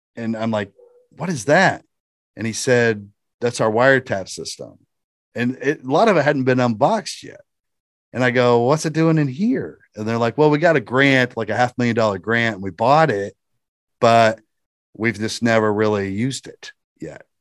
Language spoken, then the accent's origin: English; Shelby County, Indiana, United States; I was from Shelby County, Indiana, which is, you know, a suburb area of Indianapolis.